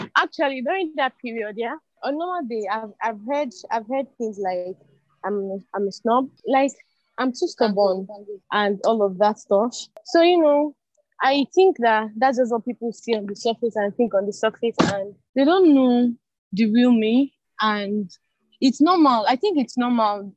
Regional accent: Nigeria; being in Nigeria, be, being a Nigerian, a Nigerian

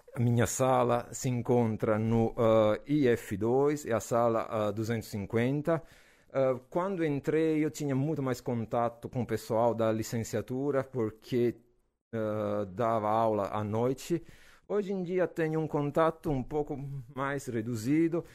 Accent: Naples, Campania, Italy; Portuguese is a second language; moved away as an adult; also born or lived in Belgium; now in Brazil; eu sou gringo, eu sou italiano, hum, da cidade de Napoli, no sul da Itália.

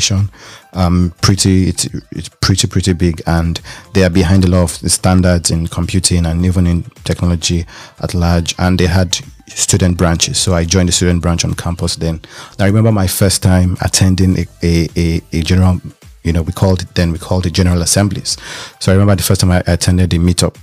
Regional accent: Lagos, Nigeria; moved away as an adult; also born or lived in Ile-Ife, Nigeria; now in Berlin, Germany; I was born in Lagos, Nigeria.

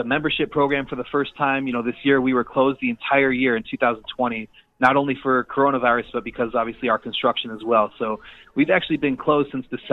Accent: Chicago, Illinois, United States; now in Greenville, United States; we are originally from Chicago

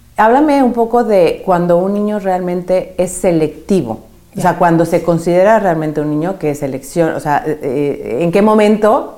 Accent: Mexico; now in Madrid, Spain; yo soy mexicana

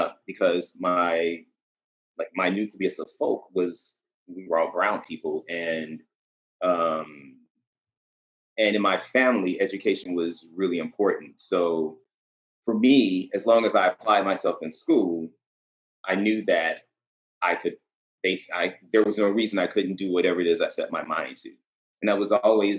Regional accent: Chicago, Illinois, United States; now in New York City, United States; I'm actually from Chicago. Born and raised in Chicago, the South Side

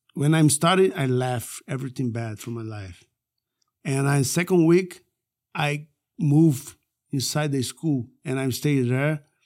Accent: Manaus, Amazonas, Brazil; moved away; also born or lived in Rio de Janeiro; I came from Manaus

